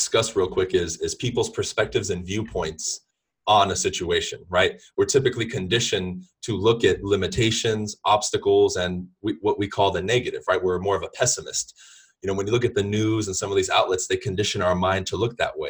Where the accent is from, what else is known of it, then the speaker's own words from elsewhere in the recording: Los Angeles, California, United States; I'm originally from Southern California. I pretty much lived in the LA area and around it my whole life